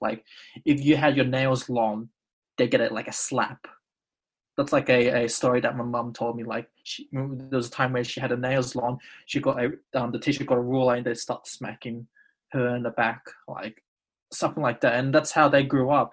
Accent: Australia; I would usually say Australian-born Indonesian

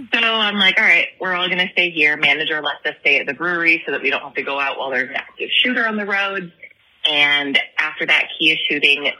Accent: Kalamazoo, Michigan, United States; I am also from Kalamazoo

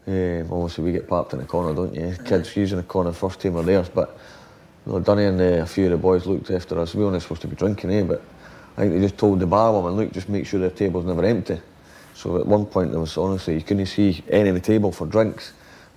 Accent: Scotland, United Kingdom

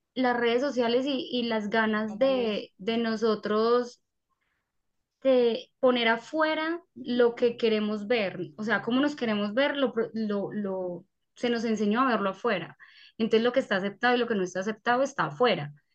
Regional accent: Paisa, Antioquia, Colombia; nosotros los paisas

